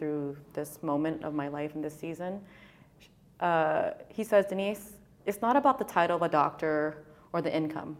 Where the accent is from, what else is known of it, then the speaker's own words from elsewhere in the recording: San Jose, California, United States; I'm from Southside, San Jose, born and raised